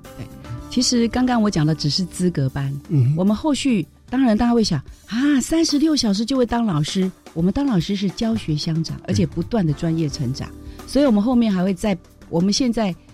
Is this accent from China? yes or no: no; Taiwan; 我们台湾，比如说我闽南人说，老赵